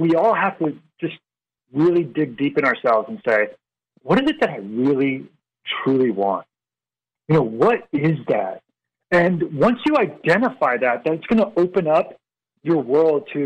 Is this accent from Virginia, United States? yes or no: yes; Northern Virginia, United States; we're from the Northern Virginia area